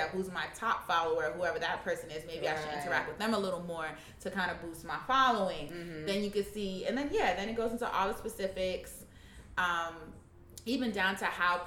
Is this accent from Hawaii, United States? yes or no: no; New York City, New York, United States; I'm from Harlem